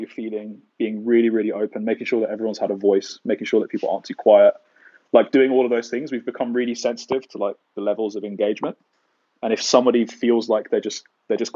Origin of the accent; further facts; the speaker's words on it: United Kingdom; me being like a Brit